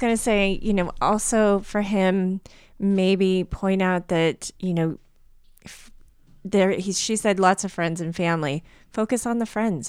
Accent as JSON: {"language": "English", "region": "Southern California", "country": "United States", "said": "I was from Southern California"}